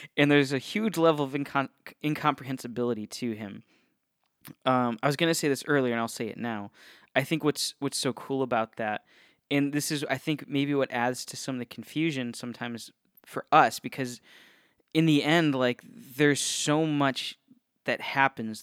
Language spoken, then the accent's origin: English; Northeast Ohio, United States; now in Florida, United States; I grew up in Ohio, um, Northeast Ohio represent